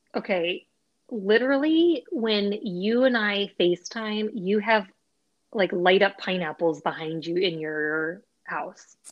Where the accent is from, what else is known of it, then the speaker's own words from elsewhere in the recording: Bay Area, California, United States; we're both from the Bay Area